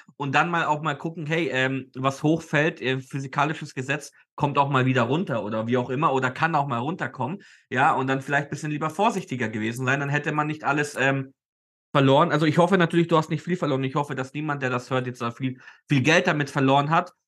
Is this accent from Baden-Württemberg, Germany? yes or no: no; Nuremberg, Bavaria, Germany; ich bin leider in Nürnberg aufgewachsen und deswegen Nürnberg-Fan